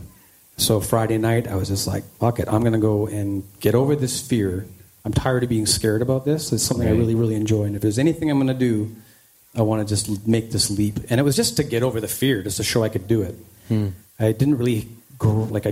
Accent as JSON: {"language": "English", "town": "Langley", "region": "British Columbia", "country": "Canada", "tie": "born or raised there", "also_born_or_lived": "New Westminster, British Columbia / Surrey, British Columbia", "said": "So I grew up I was born in New Westminster, BC, and my parents had me in like the Newton area of Surrey until I was about six. It was a pretty rough neighborhood. So we moved to a new area, Walnut Grove in North Langley, just along the Fraser River. And I still live in the same area, just down the street. It was a great place to grow up"}